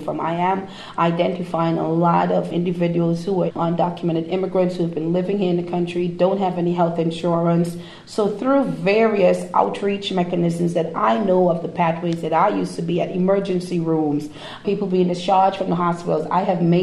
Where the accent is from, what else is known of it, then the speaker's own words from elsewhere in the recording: Trinidad & Tobago; now in United States; I'm from Trinidad, in the Caribbean.